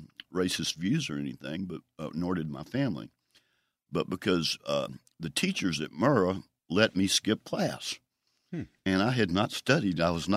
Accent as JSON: {"language": "English", "town": "Jackson", "region": "Mississippi", "country": "United States", "tie": "born or raised there", "also_born_or_lived": "Greenwood", "said": "My family moved to Jackson when I was two. So I grew up in the Broadmoor section of North Jackson."}